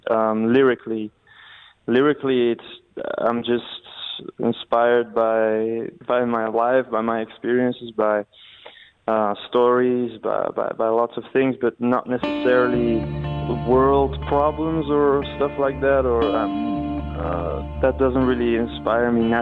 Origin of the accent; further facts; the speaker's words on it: Belgium; I grew up in Belgium, so I, I don't really have um, a connection in that way.